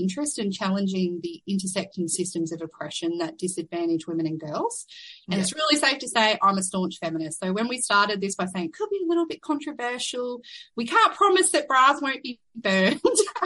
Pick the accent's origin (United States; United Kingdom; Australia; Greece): Australia; Rockhampton, Queensland; also born or lived in Perth; I was born and raised in Rockhampton, which is Dharambal country.